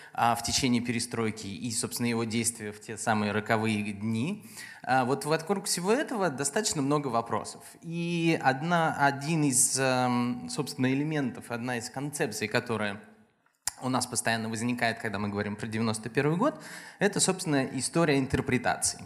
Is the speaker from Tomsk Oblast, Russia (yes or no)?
yes; Tomsk, Tomsk Oblast, Russia; я родом из Томска